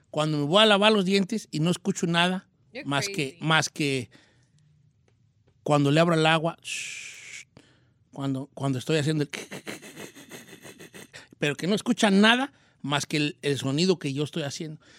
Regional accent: Colima, Mexico; Y por primera vez voy a ir a México. No voy a ir hasta Colima, de donde soy originaria, pero voy a salir a Tijuana

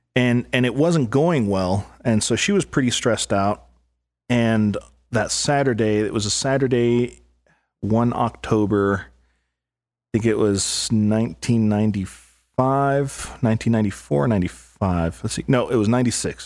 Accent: El Paso, Texas, United States; I grew up in El Paso, Texas

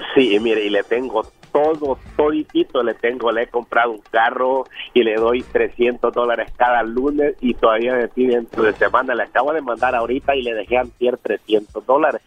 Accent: El Salvador; now in California, United States; soy salvadoreño

